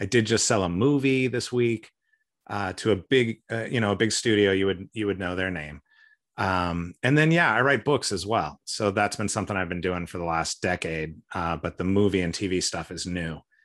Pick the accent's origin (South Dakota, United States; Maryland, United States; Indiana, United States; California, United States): California, United States; San Francisco Bay Area; moved away as an adult; also born or lived in Connecticut / Missouri / Seattle / Asia; now in Portland, United States; I grew up mostly in California. We moved a bit when I was a kid